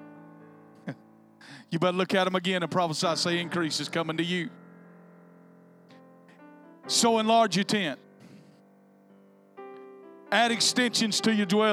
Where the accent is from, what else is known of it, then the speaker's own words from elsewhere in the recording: the South, United States; I was born and raised in the South.